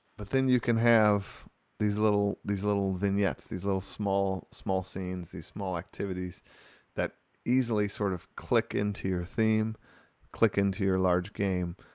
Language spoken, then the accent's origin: English; Wisconsin, United States; I'm from Wisconsin here